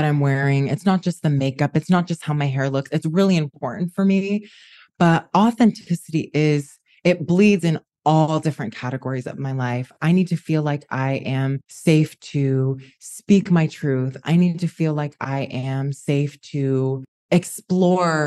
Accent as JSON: {"language": "English", "region": "Utah", "country": "United States", "tie": "born or raised there", "moved": "as an adult", "lives_now": "New York, United States", "said": "I am a New Yorker born in Utah"}